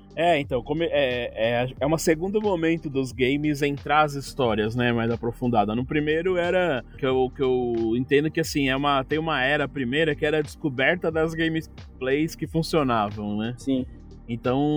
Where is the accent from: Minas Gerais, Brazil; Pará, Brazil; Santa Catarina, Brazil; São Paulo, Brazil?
São Paulo, Brazil; eu nasci na Zona Leste, mas logo poucos anos eu, meu pai veio morar na Zona Norte